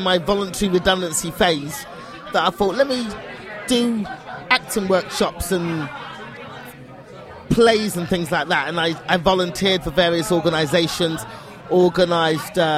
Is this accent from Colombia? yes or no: no; United Kingdom; I'm British.